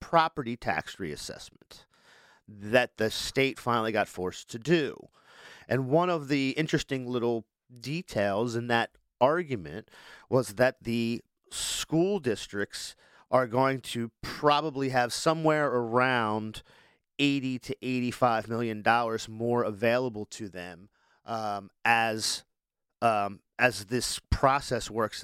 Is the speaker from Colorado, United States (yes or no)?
no; Price's Corner, Delaware, United States; I grew up around the Price's Corner area